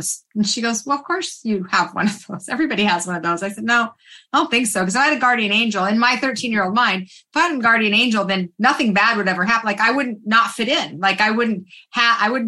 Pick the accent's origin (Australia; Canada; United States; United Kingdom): United States; Salt Lake City, Utah; I was raised in Salt Lake City, Utah